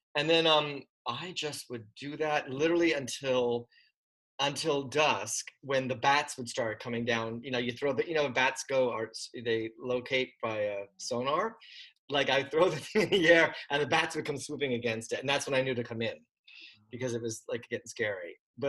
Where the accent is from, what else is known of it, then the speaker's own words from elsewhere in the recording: Pottsville, Pennsylvania, United States; moved away as an adult; now in New York, United States; No, I'm from Pottsville. I moved, I graduated in 83, and then I took a year to kind of work and try to save some money. And then I moved to New York in August of 84.